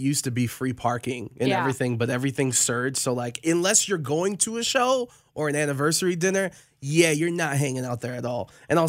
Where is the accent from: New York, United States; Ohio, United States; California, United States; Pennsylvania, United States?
Ohio, United States; Cleveland; I'm from Cleveland.